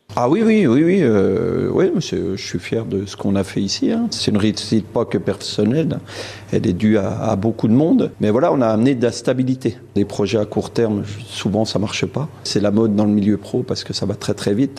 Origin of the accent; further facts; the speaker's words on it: Levier, Bourgogne-Franche-Comté, France; also born or lived in Pontarlier; à la base, moi, je suis originaire de Levier à côté